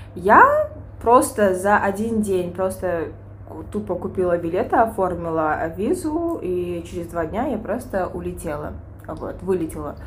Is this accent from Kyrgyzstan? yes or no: yes; Kyrgyzstan; moved away as an adult; also born or lived in Bishkek / China; now in Dubai, United Arab Emirates; родом с Кыргызстана, да, я забыла это сказать. А, живу в Бишкеке